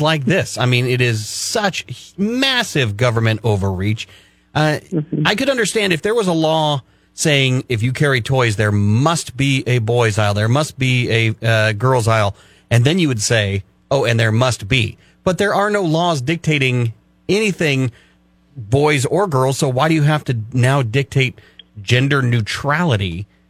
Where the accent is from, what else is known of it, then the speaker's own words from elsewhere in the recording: California, United States; I said, California